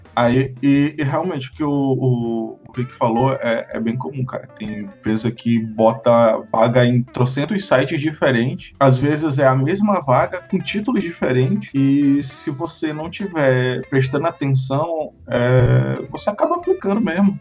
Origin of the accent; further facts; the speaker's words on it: Manaus, Amazonas, Brazil; also born or lived in Minas Gerais; Eu, eu nasci em Minas e cresci em Manaus